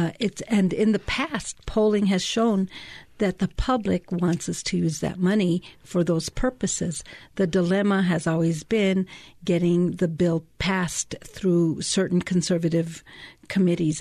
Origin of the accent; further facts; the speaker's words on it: Taos, New Mexico, United States; moved away as an adult; now in Albuquerque, United States; I was born and raised in Taos, in Ranchitos.